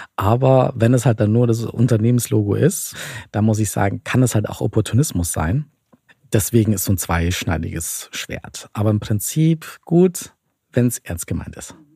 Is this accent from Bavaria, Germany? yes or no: yes; Bavaria, Germany; ich komme zum Beispiel aus Bayern und da heißt es bei uns so Spätzelwirtschaft